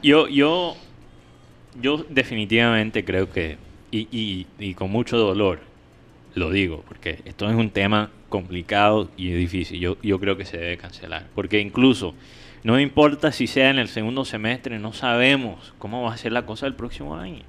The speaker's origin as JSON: {"language": "Spanish", "country": "United States", "said": "yo como gringo"}